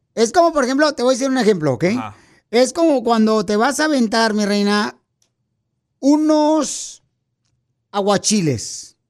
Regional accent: Jalisco, Mexico; soy de Jalisco

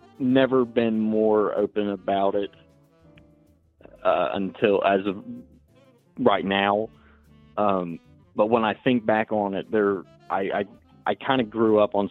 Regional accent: Appalachia, United States; accent: Southern; I'm from Appalachia

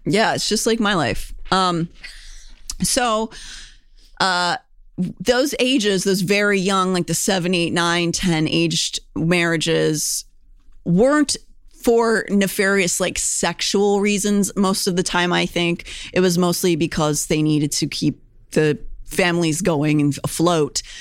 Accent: Pennsylvania, United States; Pennsylvanian, born and bred

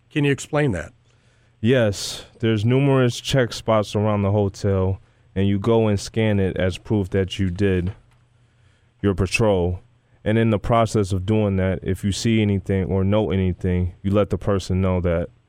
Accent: Gary, Indiana, United States; I was born and raised in Gary, Indiana.

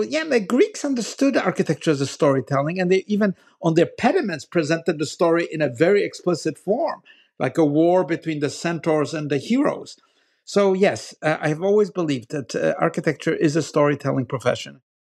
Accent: Poland; I grew up in Poland after, uh, after the war

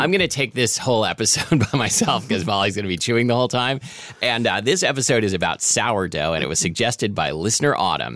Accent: Portland, Oregon, United States; when I was a kid growing up in Portland, Oregon

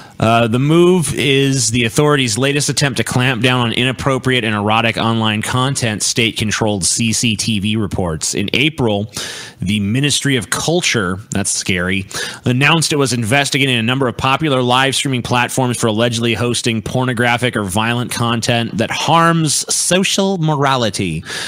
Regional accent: Australia; I'm an Australian Muslim conservative.

